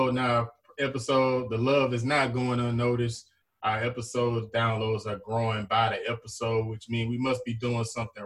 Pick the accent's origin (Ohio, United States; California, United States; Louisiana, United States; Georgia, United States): Louisiana, United States; Zachary; Zachary, my hometown